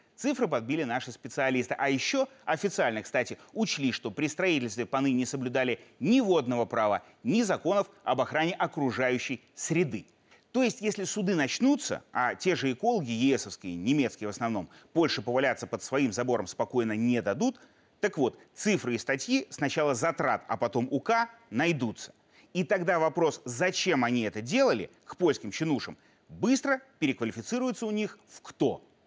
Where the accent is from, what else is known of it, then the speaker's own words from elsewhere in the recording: Belarus; мы, белорусы, мирные люди